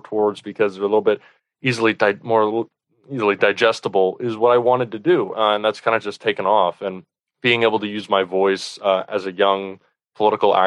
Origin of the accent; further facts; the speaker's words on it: Florida, United States; my home state of Florida